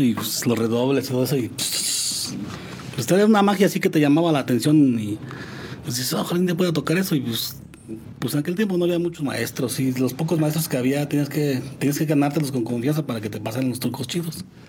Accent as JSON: {"language": "Spanish", "town": "San Juan del Río", "region": "Querétaro", "country": "Mexico", "tie": "born or raised there", "said": "soy originario de aquí de San Juan del Río"}